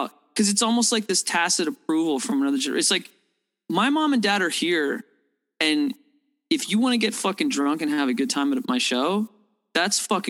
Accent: Toronto, Ontario, Canada; I'm a downtown kid. I grew up downtown Toronto

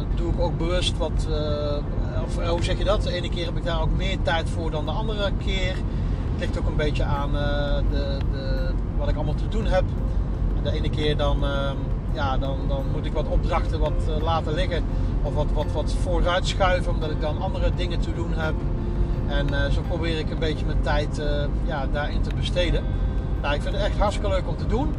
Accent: North Brabant, Netherlands; also born or lived in Bennekom; ik ben een Brabander

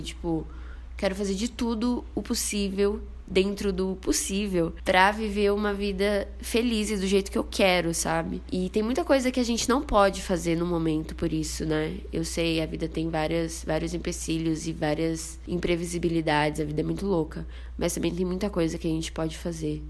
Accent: Bauru, São Paulo, Brazil; moved away as an adult; now in São Paulo, Brazil; Sou de Bauru, uma cidade do interior de São Paulo, vulga cidade sem limites

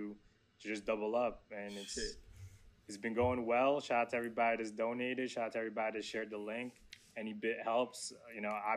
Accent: Philippines; moved away; I'm an immigrant from the Philippines, so I came here.

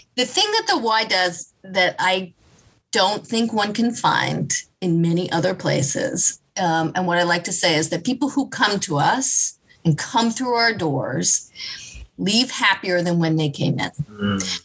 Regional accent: Kansas City, United States; I grew up in Kansas. I grew up in Kansas City

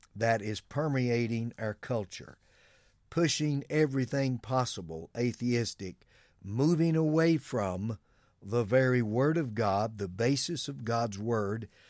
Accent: United States; us as Americans

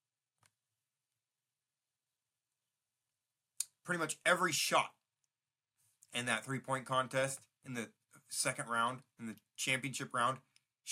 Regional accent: Oregon, United States; I grew up watching the Ducks. I grew up around the Ducks

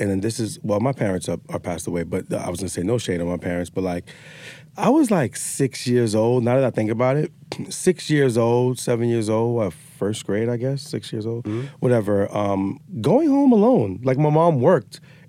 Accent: New York City, New York, United States; we grew up fast in the Bronx

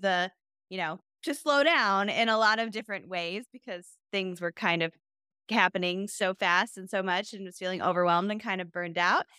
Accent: Michigan, United States; I'm from Michigan

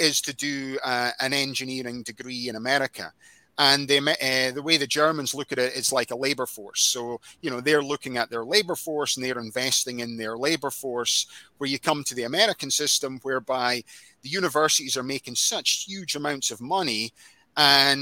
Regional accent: Scotland, United Kingdom; moved away as an adult; now in United States; I'm originally from Scotland.

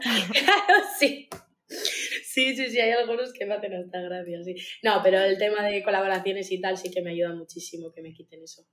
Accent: Uruguay; now in Basque Country, Spain; soy uruguaya, eh, vivo en el País Vasco

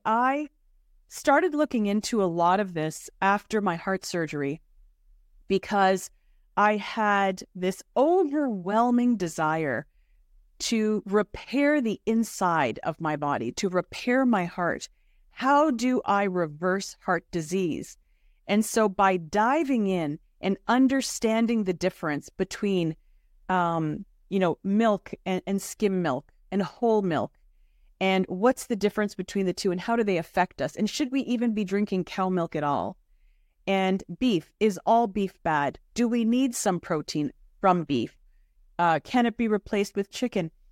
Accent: Toronto, Ontario, Canada; As a child growing up in Toronto

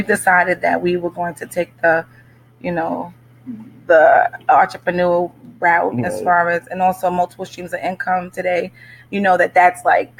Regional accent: Amityville, New York, United States; I am from Amityville, New York, Long Island

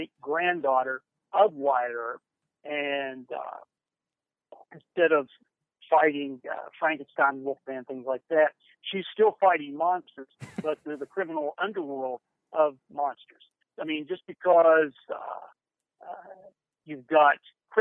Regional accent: Huntington, West Virginia, United States; Grade school, junior high school, college, with Marshall University, Huntington, West Virginia, my hometown

